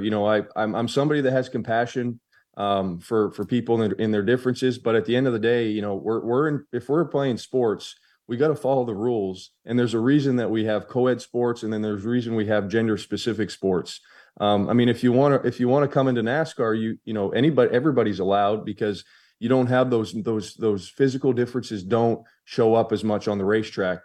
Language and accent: English; Maine, United States; I was a delegate for my hometown